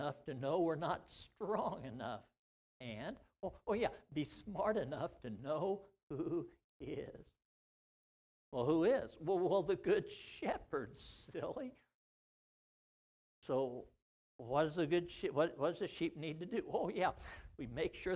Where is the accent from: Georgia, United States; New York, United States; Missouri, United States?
Missouri, United States; in my small county seat town I grew up to in Missouri